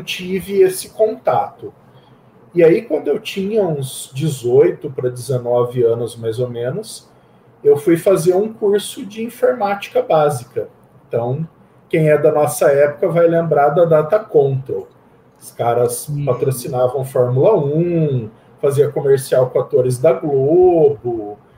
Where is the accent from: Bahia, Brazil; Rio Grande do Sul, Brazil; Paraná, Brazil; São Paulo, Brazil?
São Paulo, Brazil; Campinas; sou de Campinas, é, nascido e criado aqui em Campinas